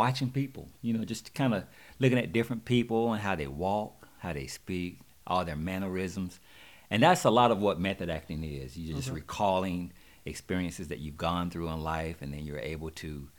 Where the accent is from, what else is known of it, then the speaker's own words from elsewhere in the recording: Monroe, North Carolina, United States; moved away as an adult; now in Atlanta, United States; I'm actually from Monroe, North Carolina, right outside of Charlotte